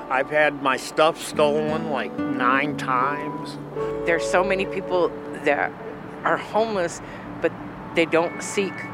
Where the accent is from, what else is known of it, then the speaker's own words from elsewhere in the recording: Denver, Colorado, United States; I'm from Denver.